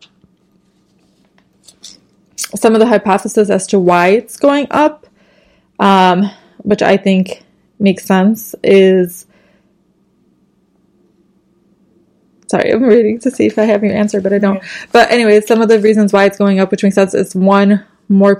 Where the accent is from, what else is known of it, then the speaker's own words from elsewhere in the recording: Chicago, Illinois, United States; we're from Chicago, which is obviously in Illinois